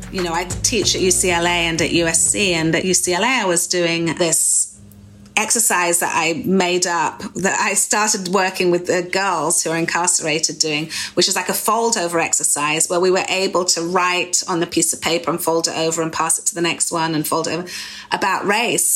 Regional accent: United Kingdom; moved away as an adult; now in United States; especially being European as we used to be in the UK.

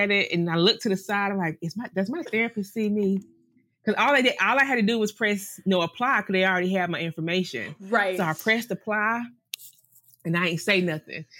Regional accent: the South, North Carolina, United States; moved away as an adult; also born or lived in Greenville, North Carolina / Charlotte, North Carolina; now in St. Maarten; we're from the South

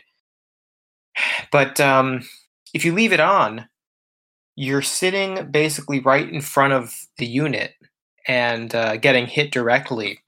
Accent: South Florida, United States; moved away as an adult; now in Japan; where I grew up in South Florida

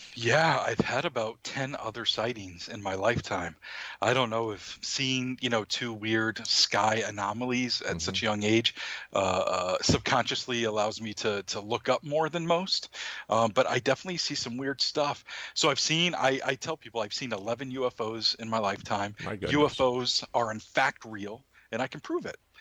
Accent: Maine, United States; my home state

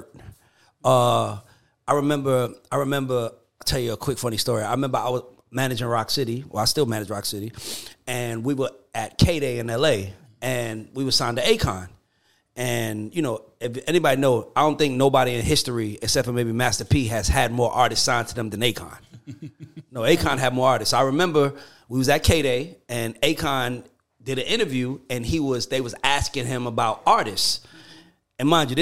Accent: Atlanta, Georgia, United States; I'm from Atlanta managing a group from the Virgin Islands.

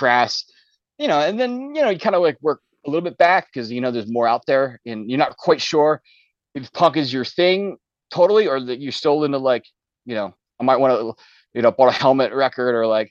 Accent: Philadelphia, Pennsylvania, United States; I grew up in Philadelphia

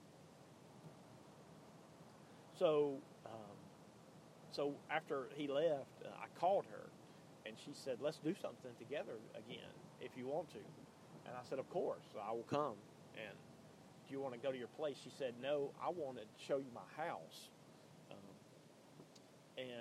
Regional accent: Birmingham, Alabama, United States; also born or lived in Tuscaloosa, Alabama; But Birmingham, where I'm from, I don't live in Birmingham, but I'm from Birmingham

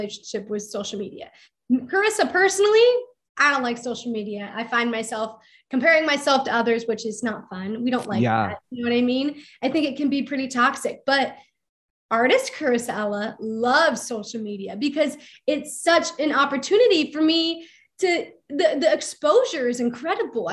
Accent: Akron, Ohio, United States; my hometown, Akron, Ohio

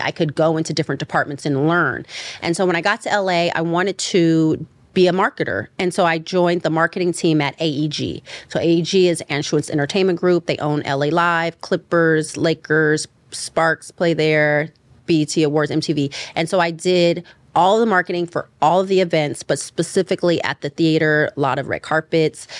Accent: Richmond, California, United States; now in Los Angeles, United States; I'm from the East Bay. I'm from a city called Richmond

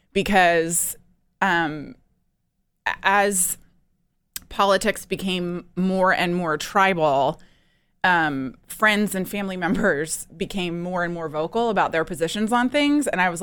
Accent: East Coast, United States; I'm from the East Coast.

